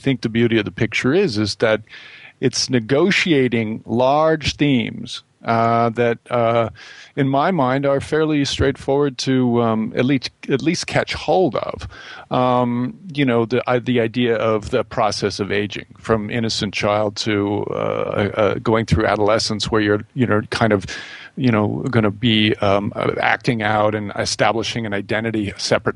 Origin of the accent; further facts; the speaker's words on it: Midwest, United States; growing up in the Midwest